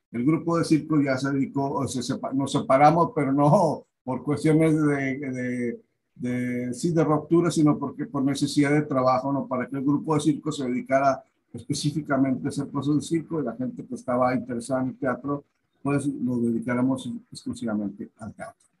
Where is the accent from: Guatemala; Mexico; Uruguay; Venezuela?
Mexico; Monterrey, Nuevo León; moved away; yo soy de Monterrey, yo soy de la colonia Independencia